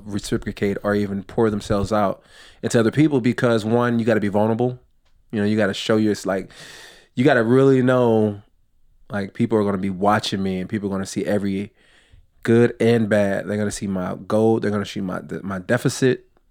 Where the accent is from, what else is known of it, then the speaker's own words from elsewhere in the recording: outside Los Angeles, California, United States; I grew up in California, well, outside Los Angeles